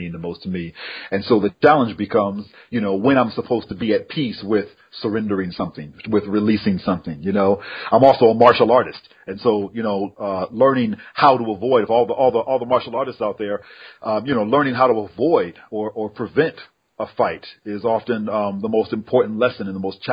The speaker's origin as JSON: {"language": "English", "town": "Berkeley", "region": "California", "country": "United States", "tie": "born or raised there", "said": "I'm a Berkeley baby. So I came from Berkeley revolutionaries"}